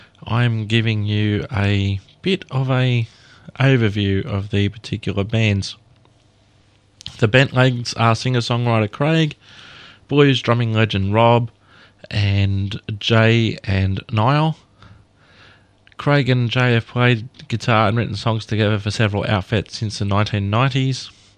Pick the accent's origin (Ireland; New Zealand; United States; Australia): Australia